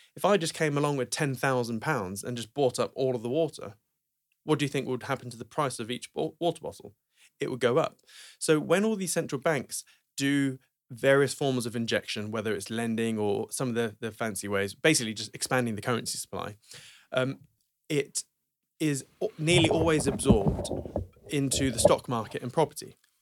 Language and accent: English; Norwich, East of England, United Kingdom; Norwich, okay? Um, where I'm from